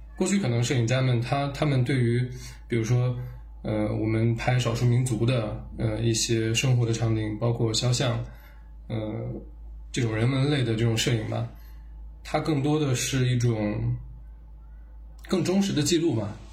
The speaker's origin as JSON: {"language": "Chinese", "town": "Urumqi", "region": "Xinjiang", "country": "China", "tie": "born or raised there", "said": "像我们在新疆成长长大"}